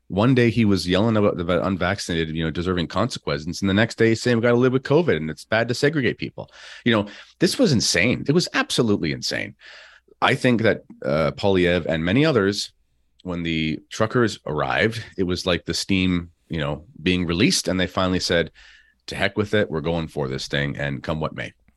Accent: Canada; as a Canadian

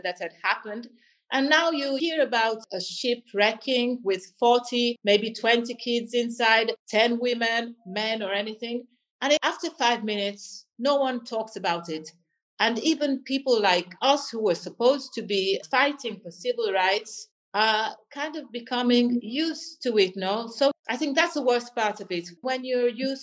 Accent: Florence, Tuscany, Italy; I was born in Florence

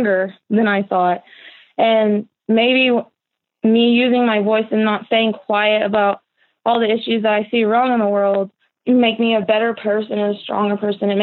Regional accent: Olin, Illinois, United States; I've grown up in Owen, which is 20 minutes away from Anna

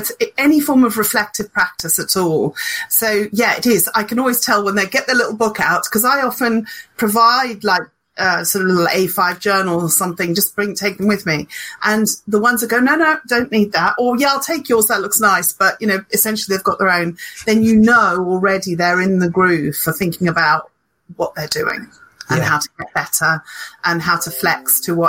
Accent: Zimbabwe; now in Hertfordshire, United Kingdom; although I was born and brought up in Zimbabwe. So I am powered by sunshine.

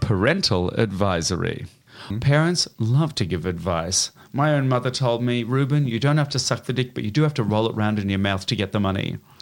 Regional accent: Melbourne, Victoria, Australia; moved away as an adult; I went home to Australia to start playing my hometown

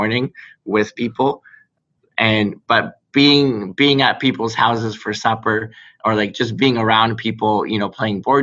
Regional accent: Barrie, Ontario, Canada; I grew up in Barrie

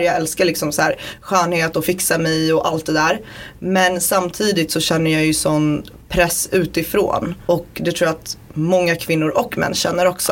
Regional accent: Borås, Västra Götaland, Sweden; also born or lived in Baluchistan; jag är född i Borås

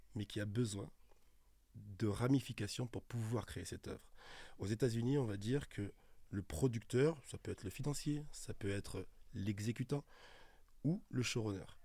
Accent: Toulouse, Occitania, France; moved away as an adult; now in Paris, France; quand je suis arrivé en 2003 à Paris, je venais de Toulouse

